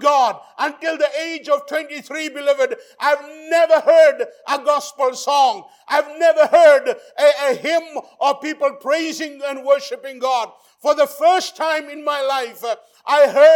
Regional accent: Fiji; I was born in the Fiji Islands in the South Pacific

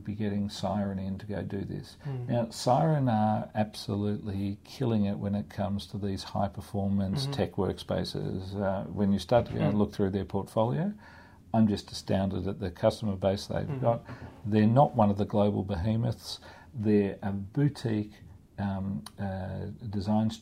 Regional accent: Australia; now in Hong Kong; I'm from Australia

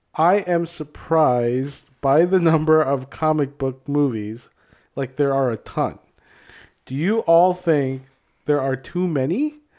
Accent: Hopkins, Minnesota, United States; I grew up in Hopkins

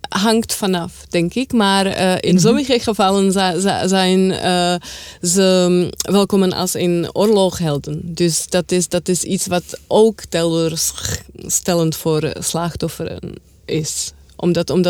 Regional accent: Czechia; Ook omdat ik van Tsjechië kom.

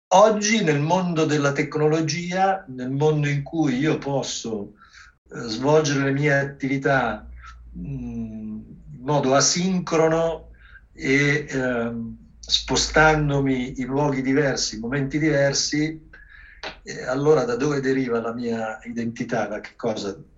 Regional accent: Milan, Lombardy, Italy; io sono nato a Milano

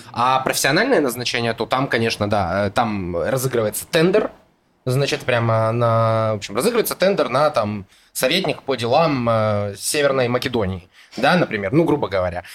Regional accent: Donetsk, Donetsk Oblast, Ukraine; moved away as an adult; now in Israel; я родился в Украине, в городе Донецк, приехал сюда, э, в Израиль, в 2015 году

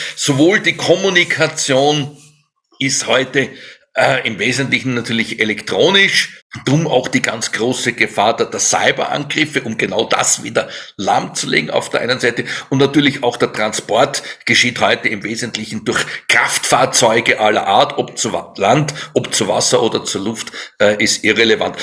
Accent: Germany; bei uns in Deutschland

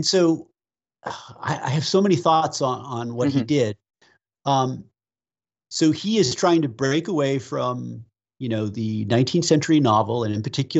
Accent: United States; also born or lived in Western United States; an American living in the West

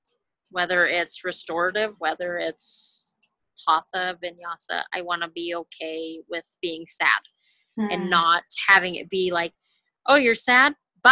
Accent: California, United States; Well, just moving to Utah, I came from California.

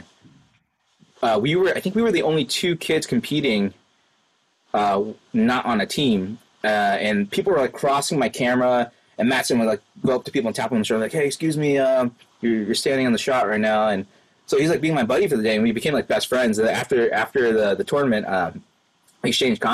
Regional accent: Worcester, Massachusetts, United States; I actually got to work in Worcester. That's my hometown for the show.

